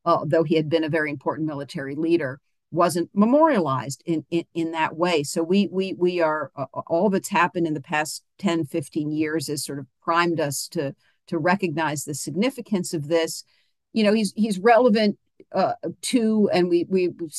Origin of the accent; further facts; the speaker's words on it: Charlottesville, Virginia, United States; I'm from Charlottesville, Virginia.